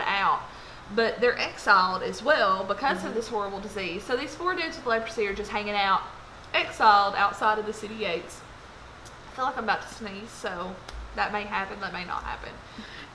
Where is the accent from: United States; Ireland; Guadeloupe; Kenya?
United States; Lebanon, Tennessee; I'm from Lebanon, Tennessee